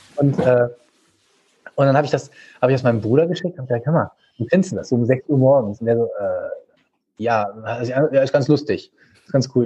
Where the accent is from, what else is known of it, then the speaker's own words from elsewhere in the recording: Düsseldorf, North Rhine-Westphalia, Germany; also born or lived in Vienna; Ich bin hier geboren, äh, in Gerresheim, ähm, also in einem Stadtteil von Düsseldorf, ganz im Osten. Und ähm, ja, äh, habe halt schon immer hier gelebt, außerhalb des einen Jahr in Wien.